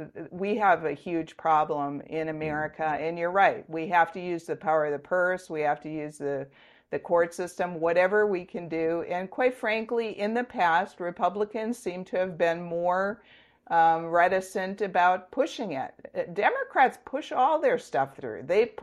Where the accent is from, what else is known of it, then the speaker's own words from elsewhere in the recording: Kohler, Wisconsin, United States; I grew up in Kohler, in a small town of 1,200 people.